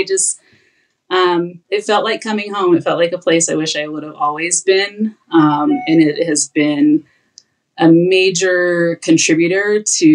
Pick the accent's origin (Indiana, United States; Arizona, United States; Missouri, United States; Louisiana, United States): Arizona, United States; moved away as an adult; now in Idaho, United States; I'm from Arizona and moved to Idaho